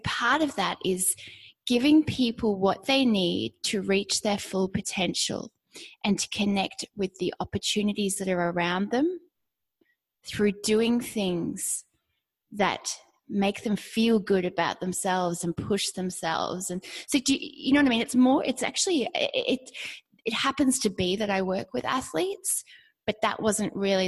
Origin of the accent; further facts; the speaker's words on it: Australia; Growing up in Australia, everybody does sport and you do lots of sports